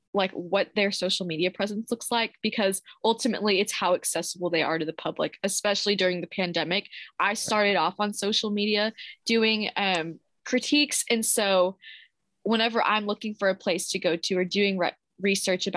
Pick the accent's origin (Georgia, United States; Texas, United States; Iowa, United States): Texas, United States; Bedford; I just say I'm from Dallas, but I'm from Bedford, Texas